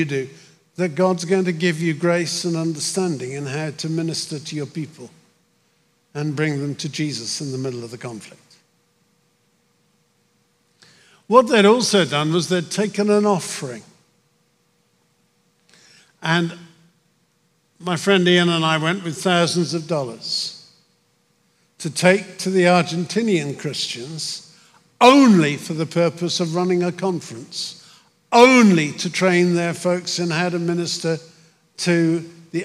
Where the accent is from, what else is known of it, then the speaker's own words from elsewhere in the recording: United Kingdom; moved away as an adult; now in United States; my home country, my old country, I'm an American and proud of it, but my old country, Britain